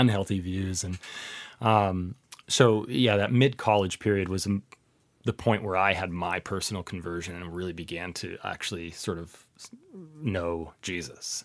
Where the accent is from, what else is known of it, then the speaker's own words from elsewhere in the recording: Seattle, Washington, United States; moved away as an adult; also born or lived in Oxford, United Kingdom; now in Ohio, United States; I grew up in the Seattle area